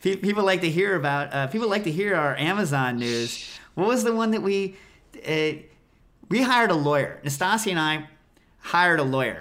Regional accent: United States; I'm an American.

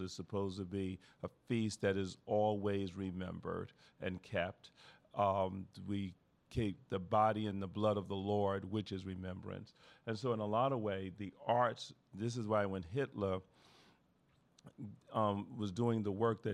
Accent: New York City, New York, United States; I grew up in Brooklyn

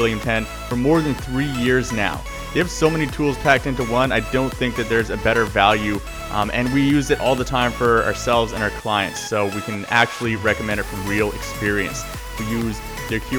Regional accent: Canada; I'm from Canada. We say it all weird like

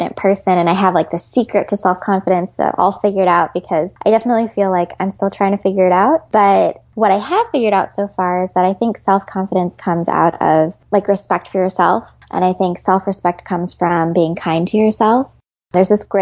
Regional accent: Chicago, Illinois, United States; moved away as an adult; now in Los Angeles, United States; I'm originally from Chicago, which I'm very proud

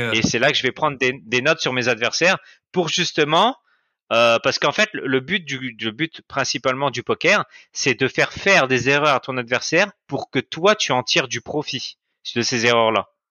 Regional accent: France; moved away as an adult; now in Cambodia; moi, je viens de France

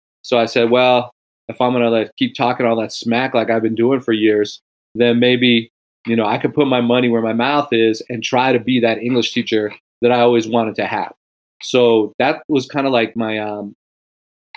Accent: White Plains, New York, United States; also born or lived in California; now in Ann Arbor, United States; I grew up in a suburb of New York City called White Plains

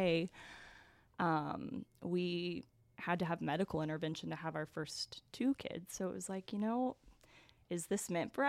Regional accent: Stilwell, Oklahoma, United States; also born or lived in Arkansas; Was raised in Stillwell, Oklahoma

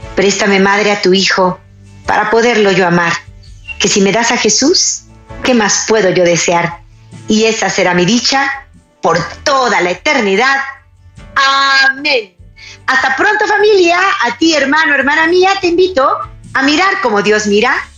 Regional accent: Mexico; en mi país, en Chiapas

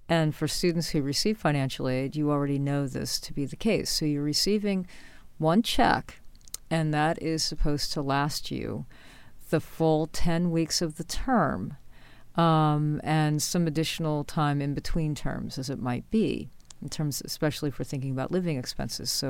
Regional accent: New York, United States; born or raised there; moved away

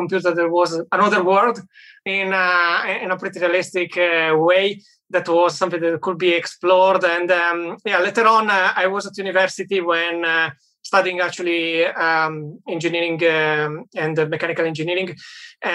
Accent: Italy; moved away as an adult; also born or lived in United Kingdom / Germany; now in Berlin, Germany; I'm originally from Italy, worked in the UK and in Germany for a while.

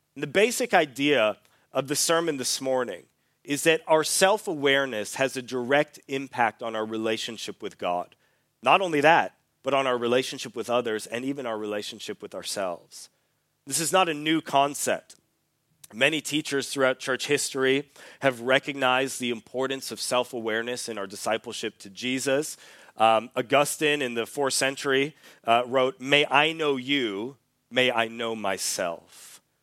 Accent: Canada; moved away as an adult; also born or lived in Australia; I'm from Canada, but when I was eighteen years old, I moved to Australia

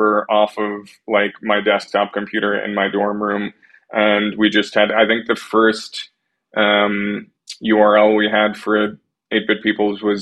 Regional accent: Long Island, New York, United States; I grew up on Long Island, about an hour outside of the city

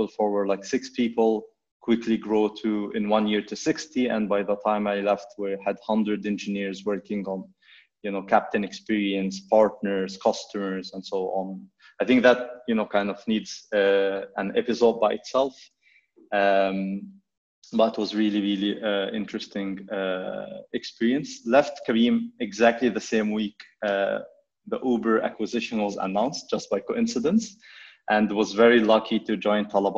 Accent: Egypt; moved away as an adult; also born or lived in Vancouver, Canada; I grew up in Egypt

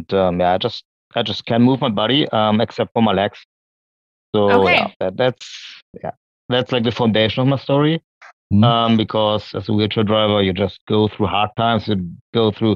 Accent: Oldenburg, Lower Saxony, Germany; I was born here in Oldenburg, still living here

